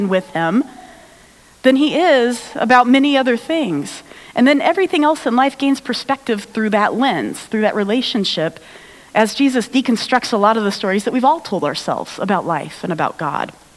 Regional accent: United States; I'm American

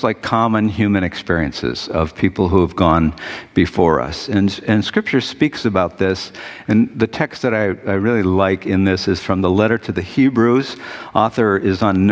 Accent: Detroit, Michigan, United States; growing up in Detroit

